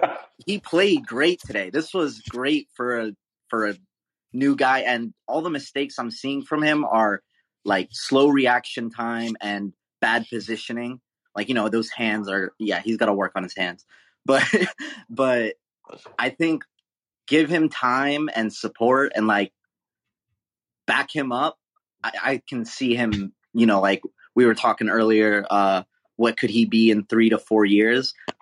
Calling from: Honolulu, Hawaii, United States; It's mine. Hey, aloha, guys. I'm watching from Honolulu, and I just want

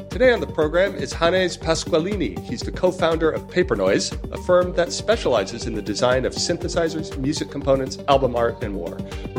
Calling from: London, United Kingdom; I'm recording from London and right in the dead center of the city

